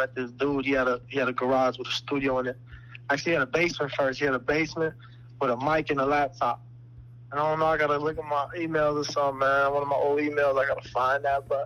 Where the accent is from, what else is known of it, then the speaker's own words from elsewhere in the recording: Chicago, Illinois, United States; I'm from Chicago